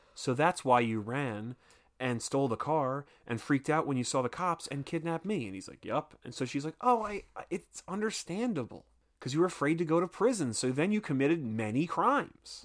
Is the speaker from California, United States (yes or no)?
no; Philadelphia, Pennsylvania, United States; I'm from Philadelphia